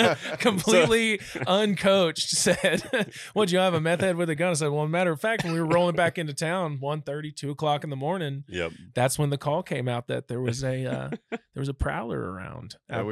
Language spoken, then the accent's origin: English; Germantown, Maryland, United States; born there; But my dad ended up becoming a electrical engineer and started doing some defense contracting work around Washington, D.C. So I was actually born in Maryland, believe it or not.